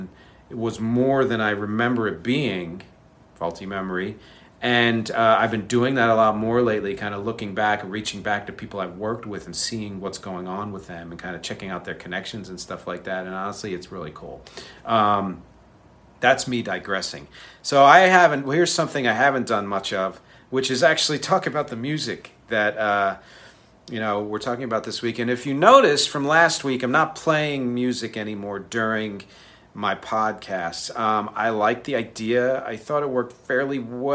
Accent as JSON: {"language": "English", "town": "Philadelphia", "region": "Pennsylvania", "country": "United States", "tie": "born or raised there", "said": "I was born in Philly"}